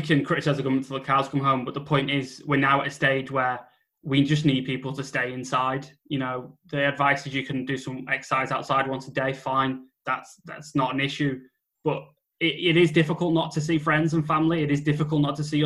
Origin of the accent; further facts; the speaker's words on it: United Kingdom; white British people